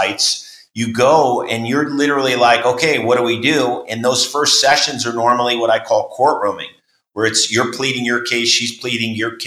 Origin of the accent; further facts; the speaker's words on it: New York, United States; where I grew up in New York